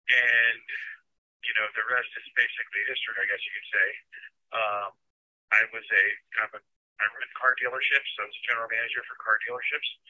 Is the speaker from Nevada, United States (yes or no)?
no; Florida, United States; Well, I'm from Florida. Um, I'm a husband, a father, and a grandfather.